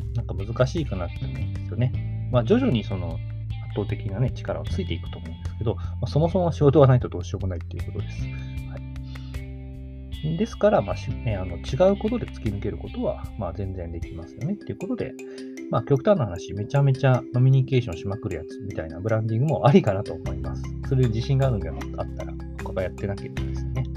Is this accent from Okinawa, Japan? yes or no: no; Kagawa, Japan; うち の地元だったら、香川県産の野菜だけを扱う